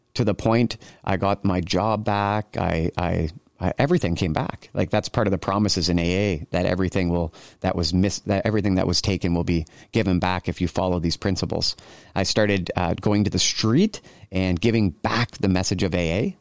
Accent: Cambridge, Ontario, Canada; I grew up in Cambridge, Ontario. just outside of Kitchener, we call it the Tri-City area

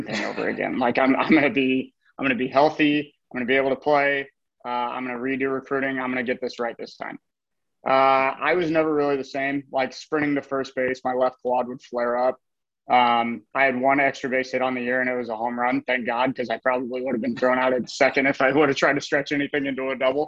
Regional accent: Omaha, Nebraska, United States; now in Seattle, United States; born and raised in Omaha

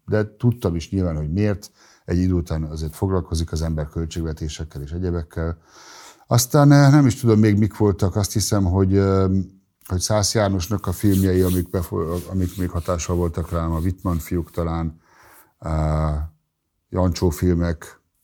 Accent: Germany; first language German; Hungarian is a second language; moved away as an adult; now in Hungary; Én ugye az R T L jól ismertem, hiszen Németországban ezen nőttem fel

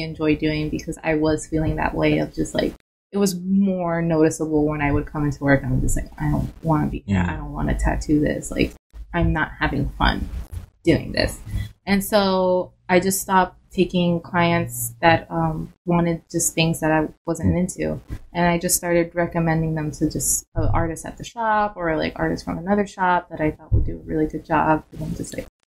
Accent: Miami, Florida, United States; moved away; I'm from Miami

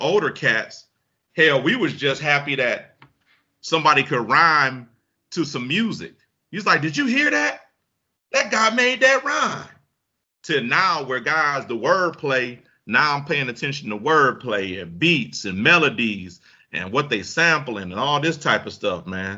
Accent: Detroit, Michigan, United States; I come from Detroit

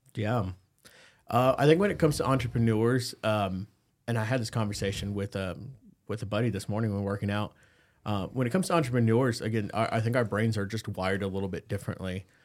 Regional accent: McAllen, Texas, United States; moved away; I started in South Texas in the Rio Grande Valley in McAllen. That's where my hometown's

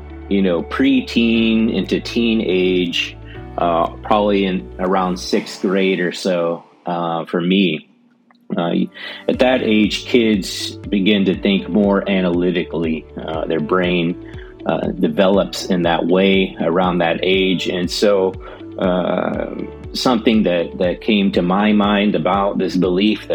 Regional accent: Angleton, Texas, United States; I was born and raised in Angleton, Texas

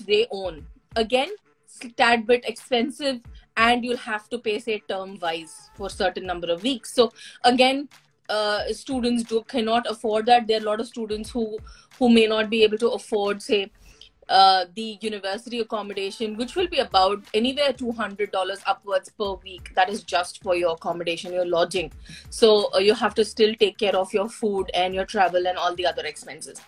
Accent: Hyderabad, Telangana, India; now in New Zealand; I come from Hyderabad, and our culture is pretty much the same.

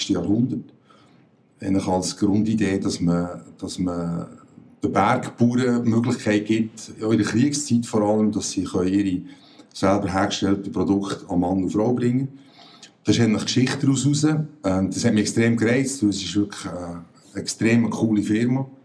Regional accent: Bern, Switzerland; moved away as an adult; now in Zürich, Switzerland; Wie man unschwer gehört, komme ich ursprünglich aus Bern. Äh, lebe seit meinem Studium vor 20 Jahren in Zürich

